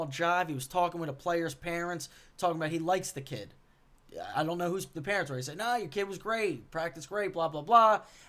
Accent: Philadelphia, Pennsylvania, United States; I'm in from South Philly.

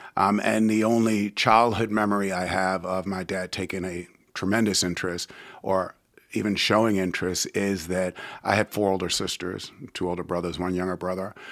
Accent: New York City, New York, United States; now in Richmond, United States; I was born and raised in New York City

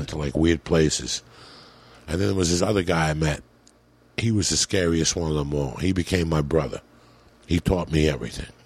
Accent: United States; moved away; also born or lived in New Jersey / New York City, New York / Colorado; I grew up in New Jersey and in New York City

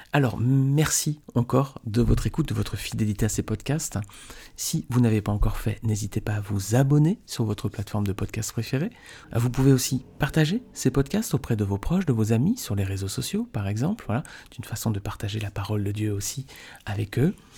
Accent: Nice, Provence-Alpes-Côte d'Azur, France; je suis niçois

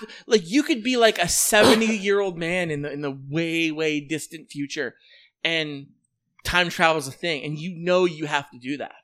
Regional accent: Western Pennsylvania, United States; my hometown

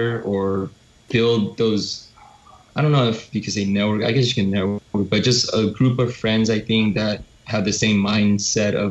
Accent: United States; we're both Korean Americans

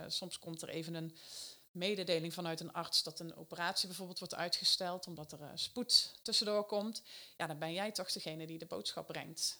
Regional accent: Eindhoven, North Brabant, Netherlands; een groot bedrijf in de regio Eindhoven, waar ik vandaan kom

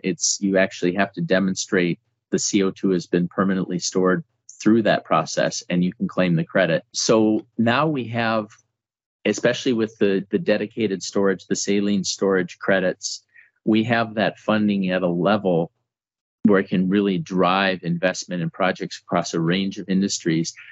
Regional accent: North Dakota, United States; I'm actually from North Dakota

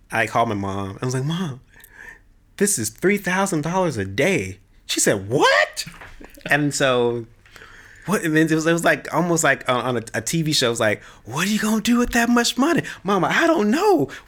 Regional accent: the South, United States; So I was like through the roof because I'm from the South. So we love Jesus

